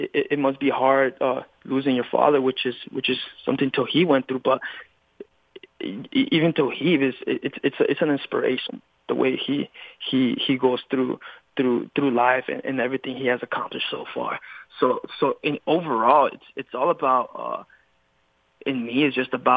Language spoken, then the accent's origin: English; California, United States; I was born and raised in California